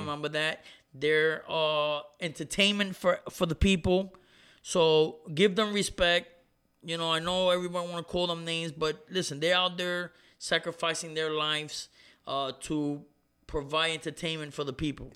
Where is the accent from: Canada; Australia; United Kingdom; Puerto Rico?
Puerto Rico; Ponce; my hometown, Ponce, Puerto Rico